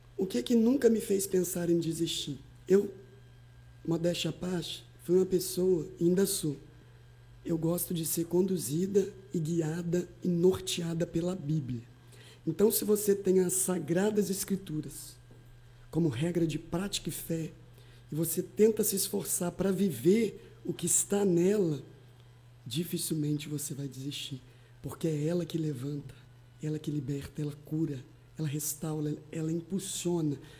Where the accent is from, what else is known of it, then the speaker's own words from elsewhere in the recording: Alegre, Espírito Santo, Brazil; moved away as an adult; also born or lived in Campos, Rio de Janeiro; now in São Francisco de Itabapoana, Brazil; eu sou do Espírito Santo, oriundo da cidade de Alegre